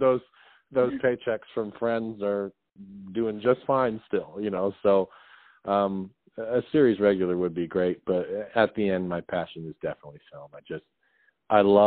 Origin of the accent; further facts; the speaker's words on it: Westminster, Colorado, United States; moved away as an adult; now in Los Angeles, United States; I grew up in Westminster, Colorado